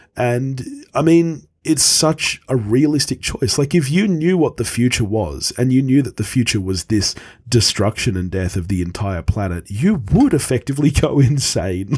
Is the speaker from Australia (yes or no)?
yes; Australia; as an Australian